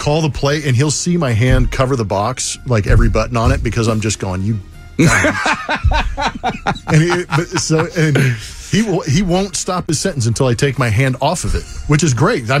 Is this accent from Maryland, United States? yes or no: no; Southern California, United States; also born or lived in Redwood City, California / Berkeley, California; I was born in Redwood City, moved to Southern California when I was an infant. And but yeah, I went to Berkeley.